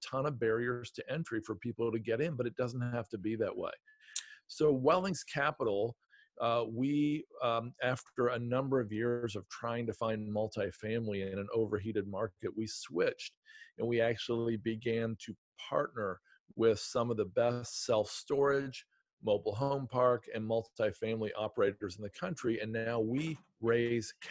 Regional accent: Southern Ohio, United States; also born or lived in Detroit, Michigan; now in Southwest Virginia, United States; I grew up in Southern Ohio and spent 10 years in Detroit and then last 22 years in the Blue Ridge Mountains

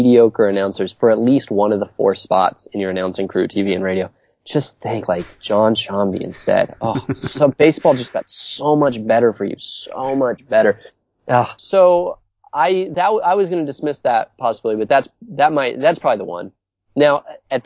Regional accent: San Francisco, California, United States; I grew up in Candlestick

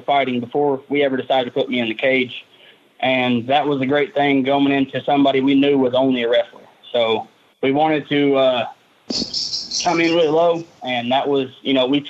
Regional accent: Loudon, Tennessee, United States; My hometown is Loudoun, Tennessee

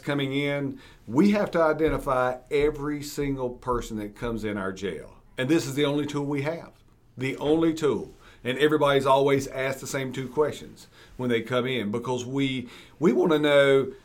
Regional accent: Mecklenburg County, North Carolina, United States; I was born and raised here in Mecklenburg County

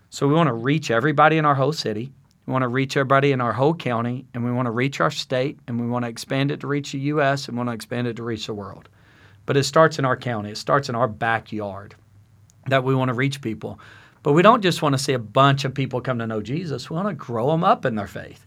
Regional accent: South Arkansas, United States; now in Yukon, United States; I'm from South Arkansas

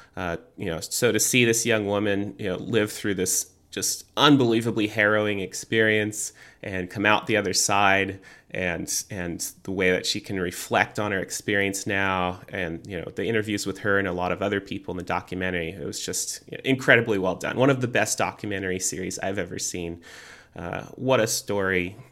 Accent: United States; I am an American

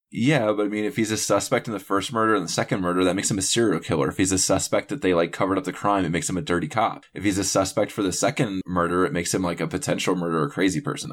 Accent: North Carolina, United States; I grew up in North Carolina

